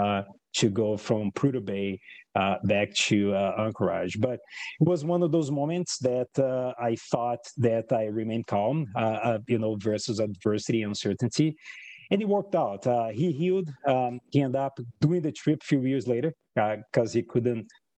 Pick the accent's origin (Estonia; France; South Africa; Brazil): Brazil; English is a second language; moved away as an adult; now in United States; I was born in Brazil and I was a numbers guy. I was a computer programmer that self-taught myself. I was 13 years old in programming.